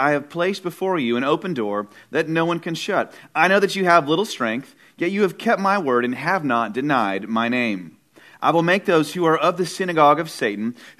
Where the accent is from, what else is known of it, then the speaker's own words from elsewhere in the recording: Irving, Texas, United States; moved away as an adult; also born or lived in Houston, Texas; now in Austin, United States; I grew up in the Dallas area, went to college. Yeah, come on, Irving, Texas, Irving High School